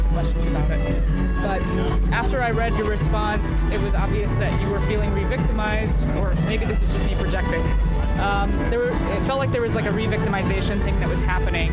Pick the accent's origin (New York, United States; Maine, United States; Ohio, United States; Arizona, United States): Arizona, United States; Phoenix; now in Los Angeles, United States; I'm from Phoenix originally